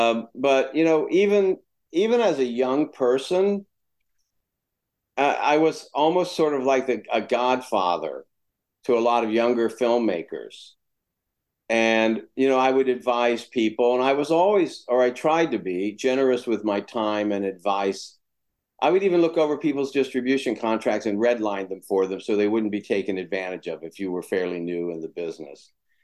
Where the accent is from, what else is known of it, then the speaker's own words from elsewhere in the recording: Florida, United States; moved away as an adult; also born or lived in West Virginia; now in California, United States; I'm from West Virginia, grew up in Florida.